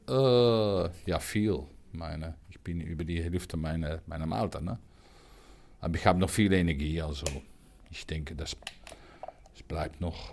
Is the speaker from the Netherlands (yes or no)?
yes; near Rotterdam, South Holland, Netherlands; German is a second language; also born or lived in Ruhr area, Germany; now in Germany; ich bin in der Nähe von Rotterdam geboren, in einem Dorf